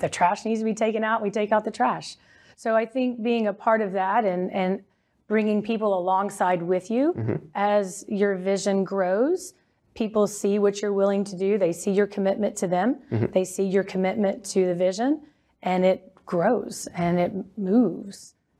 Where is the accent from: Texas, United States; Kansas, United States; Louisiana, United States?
Texas, United States; North Richland Hills; I am from Texas. Grew up in the mid-cities area, so North Richland Hills.